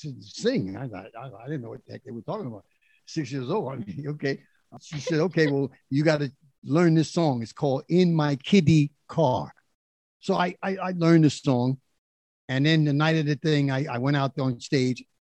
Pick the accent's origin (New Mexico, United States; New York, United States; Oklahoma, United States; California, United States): New York, United States; New York City; I was born in, in the South Bronx